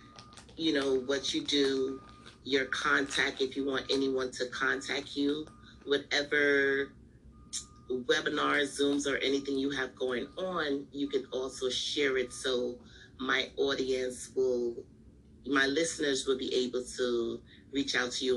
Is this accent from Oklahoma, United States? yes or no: no; New York, United States; I'm from New York. I live in New York